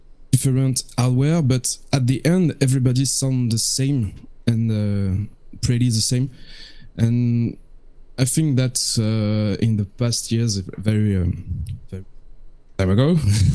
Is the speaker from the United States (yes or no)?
no; France; from France, from the band …